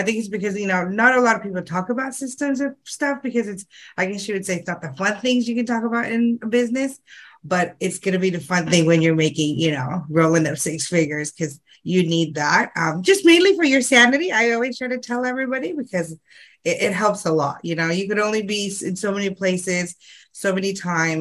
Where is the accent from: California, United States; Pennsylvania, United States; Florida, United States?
California, United States; now in Sydney, Australia; actually I'm from California, but I'm actually staying here in Australia now